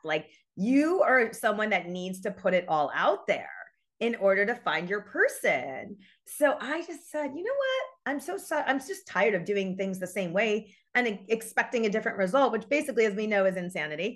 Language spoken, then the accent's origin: English; New York, United States; moved away as an adult; now in Los Angeles, United States; I'm from New York, born and raised. I've moved to L A seventeen years ago.